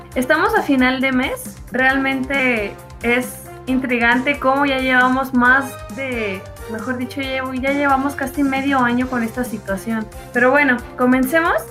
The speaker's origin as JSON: {"language": "Spanish", "country": "Mexico"}